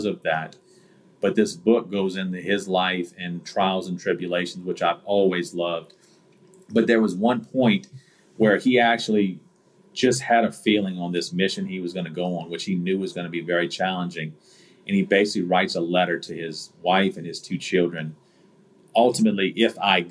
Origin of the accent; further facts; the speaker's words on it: United States; growing up in America